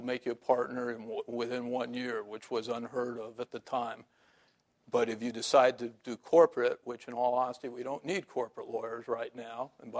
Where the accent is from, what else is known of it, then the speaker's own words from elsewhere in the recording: San Francisco, California, United States; I still read the Chronicle because I'm from San Francisco.